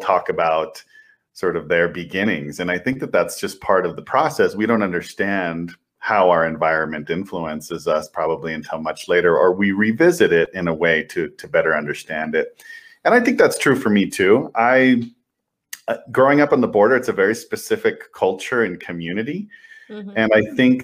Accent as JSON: {"language": "English", "town": "El Paso", "region": "Texas", "country": "United States", "tie": "born or raised there", "said": "I grew up in El Paso, Texas"}